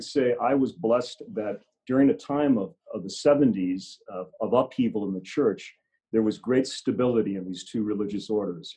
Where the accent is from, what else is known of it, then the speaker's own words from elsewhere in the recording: San Francisco, California, United States; moved away as an adult; now in Spokane, United States; I grew up in San Francisco